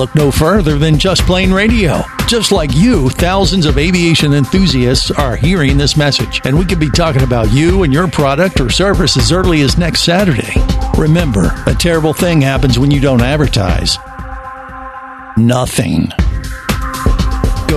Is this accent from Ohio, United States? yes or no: yes; Cincinnati, Ohio, United States; I definitely watched every episode when I was growing up in Cincinnati